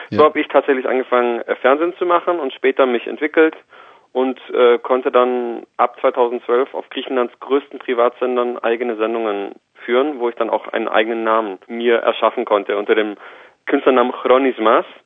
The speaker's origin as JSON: {"language": "German", "town": "Villingen-Schwenningen", "region": "Baden-Württemberg", "country": "Germany", "tie": "born or raised there", "said": "Ich bin tatsächlich ein Schwabe. Ich komme aus Schwenningen"}